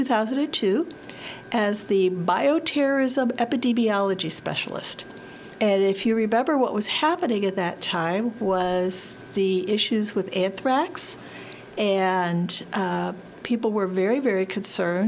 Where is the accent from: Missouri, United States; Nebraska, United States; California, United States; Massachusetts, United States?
Missouri, United States; St. Louis; I am a Missouri native. I was born in St. Louis, grew up in the suburbs of St. Louis